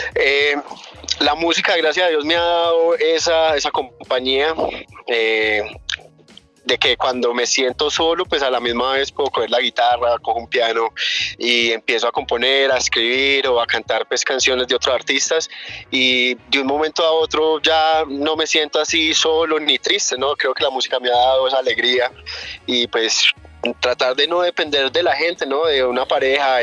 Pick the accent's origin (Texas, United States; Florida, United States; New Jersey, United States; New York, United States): New Jersey, United States; also born or lived in Chinchiná, Caldas, Colombia; yo nací aquí en Colombia, en Chinchina Caldas, pero me crié en Nueva Jersey, Nueva Jersey en Nueva York